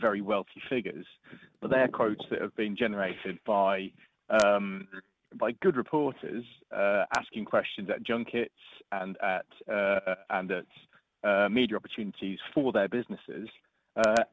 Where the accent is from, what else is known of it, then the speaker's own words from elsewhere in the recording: Norfolk, East of England, United Kingdom; I grew up in Norfolk